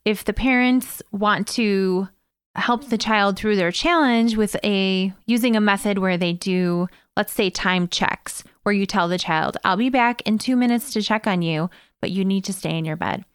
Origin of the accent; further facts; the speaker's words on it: Evergreen Park, Illinois, United States; here in Evergreen Park, my hometown